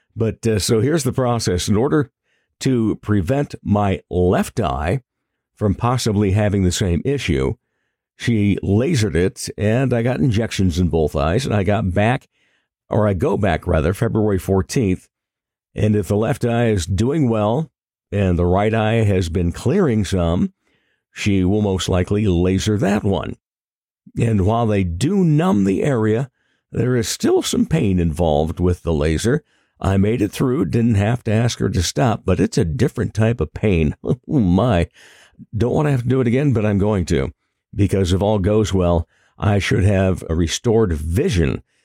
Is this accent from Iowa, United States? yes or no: yes; Rock Rapids, Iowa, United States; my hometown of Rock Rapids